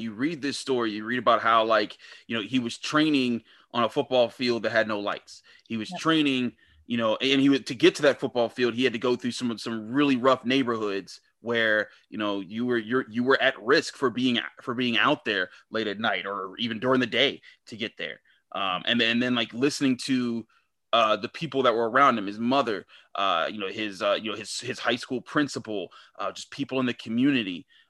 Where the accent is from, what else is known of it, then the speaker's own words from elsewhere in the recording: Pittsburgh, Pennsylvania, United States; I grew up in Homewood. So like I saw it here in Pittsburgh